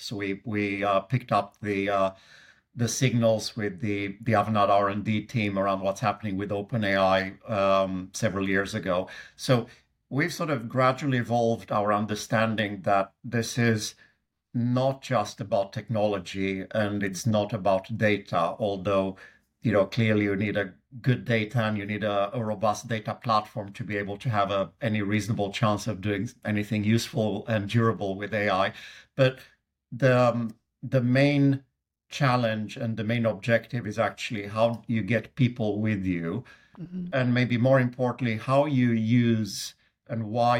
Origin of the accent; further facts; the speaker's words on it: Sweden; accent: Swedish; English is a second language; also born or lived in United Kingdom; now in Seattle, United States; But I grew up in Sweden, hence my accent. Spent about 10 years of my life in UK as well.